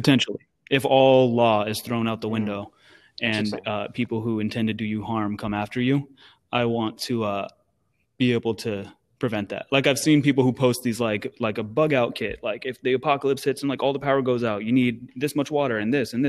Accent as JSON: {"language": "English", "town": "Sacramento", "region": "California", "country": "United States", "said": "I'm from Sacktown"}